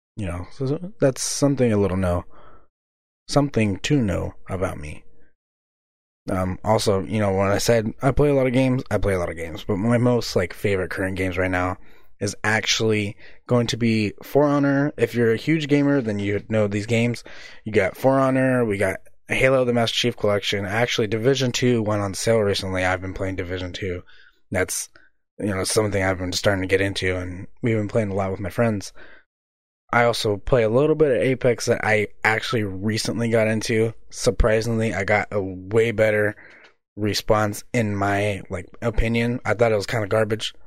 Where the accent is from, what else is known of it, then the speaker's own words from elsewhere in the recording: Visalia, California, United States; moved away as an adult; also born or lived in Reedley, California; now in Seaside, United States; Where I'm from originally, I'm actually from Visalia, California, in the valley, somewhere close in the mid valley, you know, close to Fresno